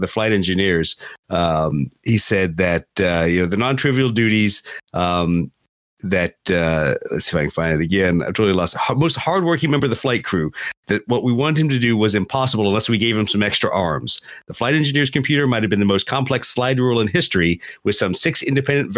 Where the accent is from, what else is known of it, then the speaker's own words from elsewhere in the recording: Beaufort, South Carolina, United States; it is kind of my hometown